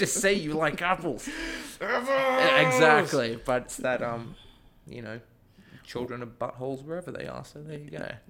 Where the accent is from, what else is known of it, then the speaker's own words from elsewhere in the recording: Sydney, New South Wales, Australia; moved away as an adult; now in United States; I'm from Australia. I'm from Sydney. I grew up there, went to college there, and then as soon as I finished college, was kind of like, all right, let's go somewhere.